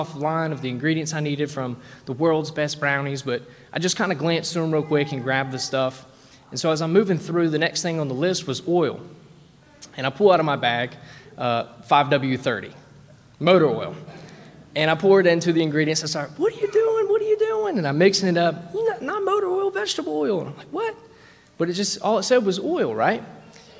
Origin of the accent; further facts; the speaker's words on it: West Virginia, United States; I'm from West Virginia